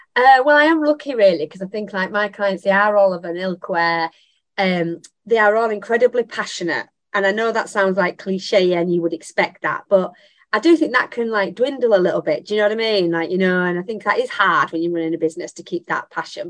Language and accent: English; Bradford, Yorkshire and the Humber, United Kingdom; Bradford, my hometown.